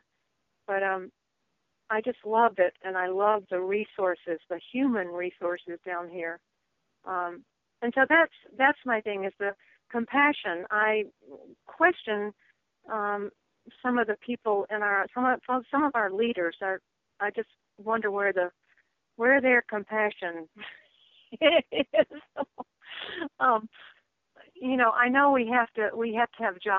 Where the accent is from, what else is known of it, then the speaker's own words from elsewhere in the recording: Bamberg, South Carolina, United States; moved away as an adult; also born or lived in Georgia / Maine; now in Edisto Island, United States; I grew up in Bamberg